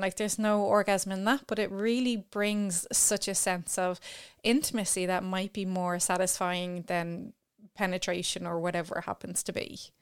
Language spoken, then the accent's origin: English; Ireland; as Irish people